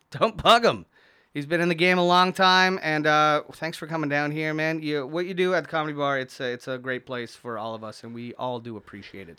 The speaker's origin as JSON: {"language": "English", "town": "St. Catharines", "region": "Ontario", "country": "Canada", "tie": "born or raised there", "said": "I was born at in Saint Catharines"}